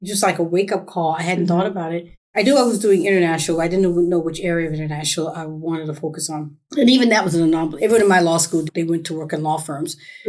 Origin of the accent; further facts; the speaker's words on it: New York City, New York, United States; moved away; also born or lived in Washington, D.C.; growing up in the South Bronx